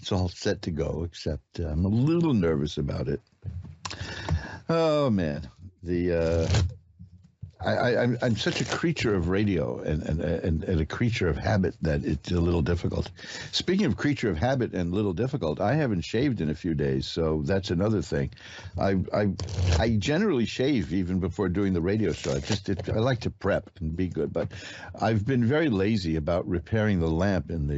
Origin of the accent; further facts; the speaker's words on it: New York City, New York, United States; And I'm a native